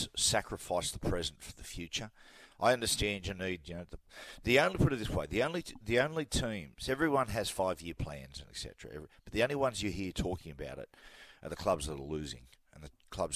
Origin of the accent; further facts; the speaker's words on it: Newcastle, New South Wales, Australia; I had, 10 years at Newcastle Knights. I was playing for my hometown